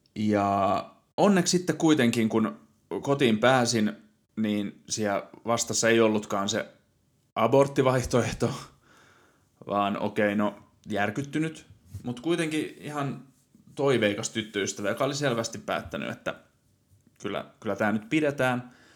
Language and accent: Finnish; Satakunta, Finland; also born or lived in Helsinki metropolitan area; now in Nokia, Finland; Olen syntynyt Satakunnassa ja sitten muuttanut pääkaupunkiseudulle ja nykyisin asustelen